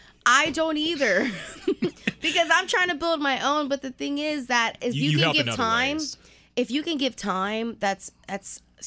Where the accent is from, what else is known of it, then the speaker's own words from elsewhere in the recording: Houston, Texas, United States; also born or lived in Pasadena; I'm from Houston, born and raised... I was actually born in Pasadena, but raised in A-Leaf. So SWAT, shout out to SWAT. I am a product of Cook Road.